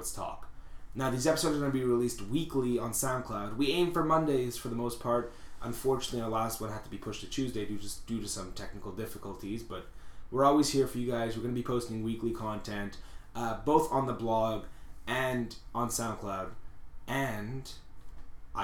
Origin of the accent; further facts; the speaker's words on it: Montreal, Quebec, Canada; we are from Montreal